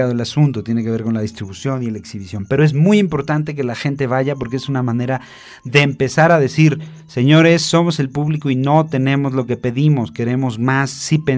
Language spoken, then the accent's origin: Spanish; Mexico; Porque es mexicana y nosotros somos mexicanos